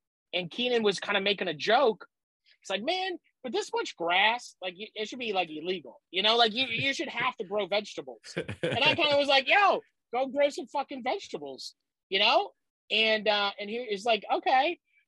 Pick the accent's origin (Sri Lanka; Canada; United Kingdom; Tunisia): Canada; Nova Scotia; also born or lived in New Brunswick / Prince Edward Island; I was born in St. John, New Brunswick. Then we lived all over Nova Scotia. I lived in New Brunswick. I lived in PEI. I lived in Nova Scotia, all over in three provinces.